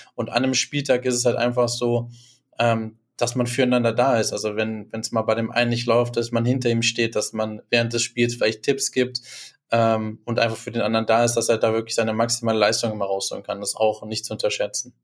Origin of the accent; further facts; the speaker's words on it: Düsseldorf, North Rhine-Westphalia, Germany; now in Dortmund, Germany; ich komme aus Düsseldorf, aber ich lebe in Dortmund